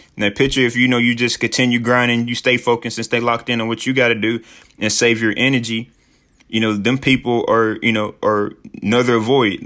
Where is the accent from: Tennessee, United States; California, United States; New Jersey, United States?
Tennessee, United States; Sheffield; moved away as an adult; also born or lived in Mexico / Peru / Dominican Republic